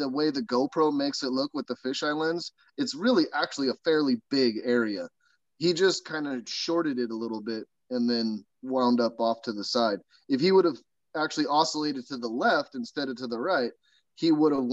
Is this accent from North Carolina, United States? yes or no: no; California, United States; I grew up down in California